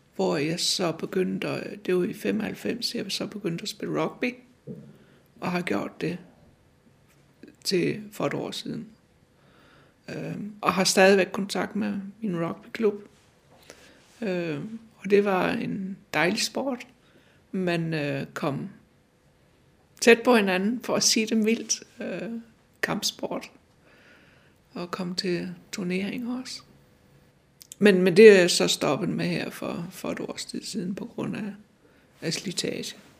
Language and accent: Danish; Randers, Central Denmark Region, Denmark; moved away as an adult; also born or lived in Vejle / Copenhagen; now in Humlebæk, Denmark; Jeg kom fra Jylland, og jeg er født i Jylland, øh, Randersegnen, øh, men er født nede ved Vejle, men øh, vi flyttede til Randers ret tidligt.